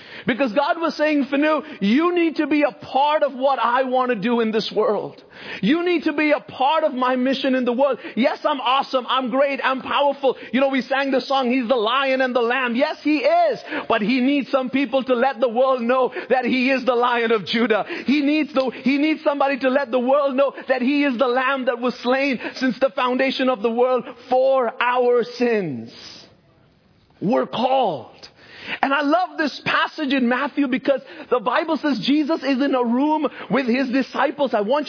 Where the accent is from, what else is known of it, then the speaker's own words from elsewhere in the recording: Bahrain; I grew up in a Christian home in the Middle East. My parents are originally from India, but I grew up in Bahrain.